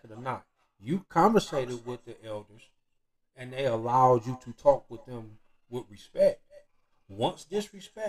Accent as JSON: {"language": "English", "town": "Detroit", "region": "Michigan", "country": "United States", "said": "I'm from Detroit"}